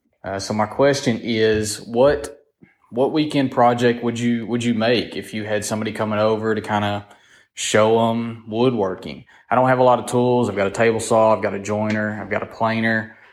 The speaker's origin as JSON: {"language": "English", "region": "Alabama", "country": "United States", "tie": "born or raised there", "said": "Born and raised in Alabama."}